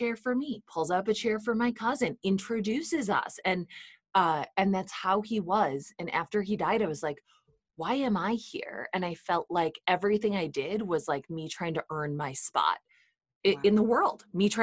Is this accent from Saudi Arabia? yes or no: no; Midwest, United States; where I grew up in the Midwest